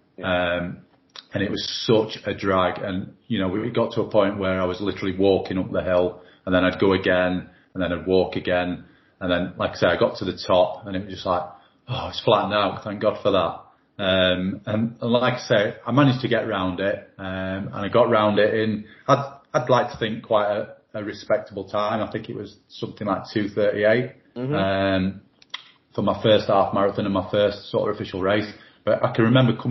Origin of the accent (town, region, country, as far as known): Doncaster, Yorkshire and the Humber, United Kingdom; born or raised there